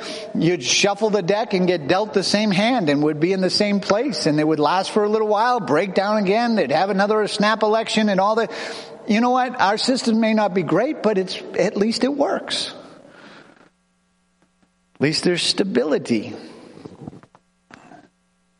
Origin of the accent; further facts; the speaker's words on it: United States; I was born in the United States.